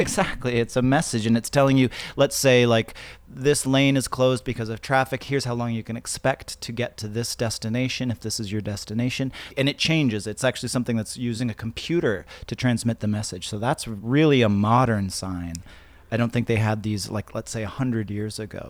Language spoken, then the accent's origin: English; Canada; moved away; I grew up actually in Canada